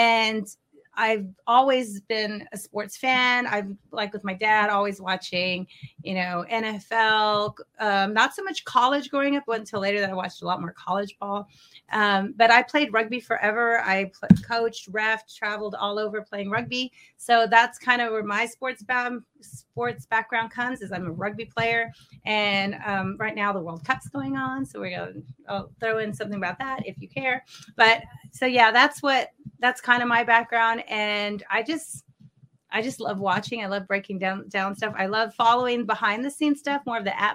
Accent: Austin, Texas, United States; I'm from Austin. I grew up in Austin, Texas

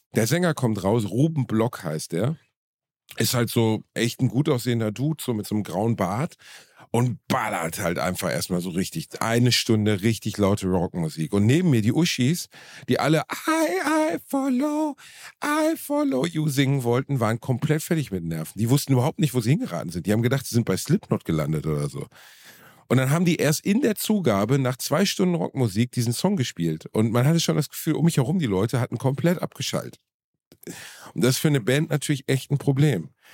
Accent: Gelsenkirchen, North Rhine-Westphalia, Germany; Ich war Torwart beim TuS Rotthausen in meiner Heimatstadt

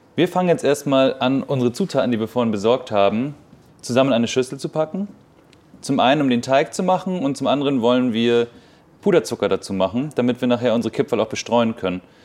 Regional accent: Baltic coast, Germany; Ich bin ja an der Ostsee groß geworden

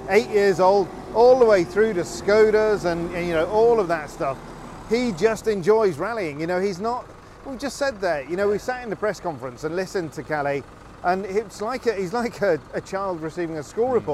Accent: Scotland, United Kingdom; As a Brit and as a Scot, it is a little

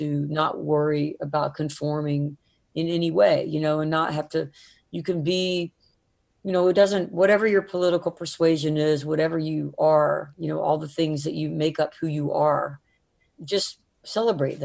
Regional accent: the South, United States; growing up in the South

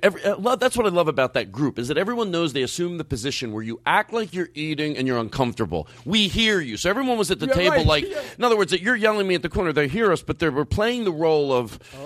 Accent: Philadelphia, Pennsylvania, United States; now in California, United States; I grew up in Philadelphia, and, there were Wawas there, and I always liked the Wawas.

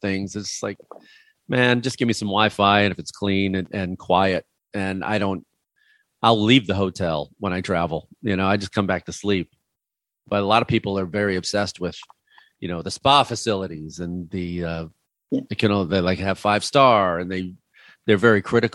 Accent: Chicago, Illinois, United States; I grew up in Chicago

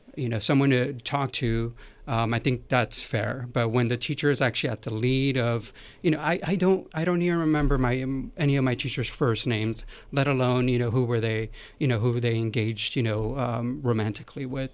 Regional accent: California, United States; growing up in California

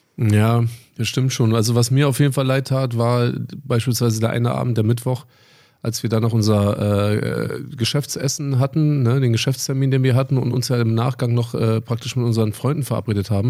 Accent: Berlin, Germany; born or raised there; moved away as an adult

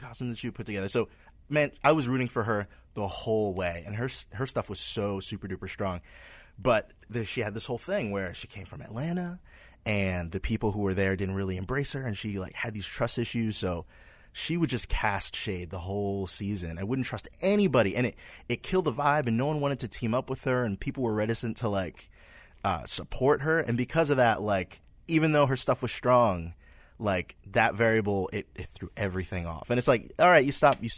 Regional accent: Trinidad & Tobago; moved away; I'm originally from Trinidad, where they have like this thing called Carnival

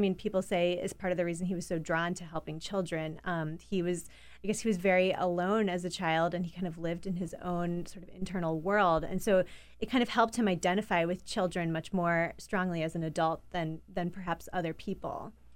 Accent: Pittsburgh, Pennsylvania, United States; moved away; I grew up in Pittsburgh, Pennsylvania

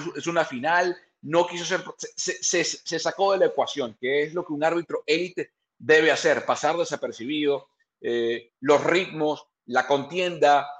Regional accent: Venezuela; now in California, United States; yo como venezolano

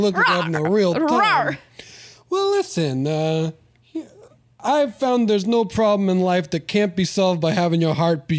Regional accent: New York, United States; I may sound like I'm from Pittsburgh, but I'm actually from New York.

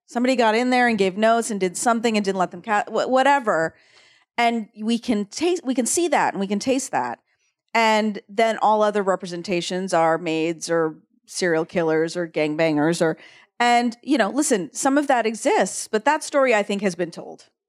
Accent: San Diego, California, United States; also born or lived in Oregon; I grew up in Oregon and then San Diego, and I knew so many, I grew up with so many Mexicans in San Diego

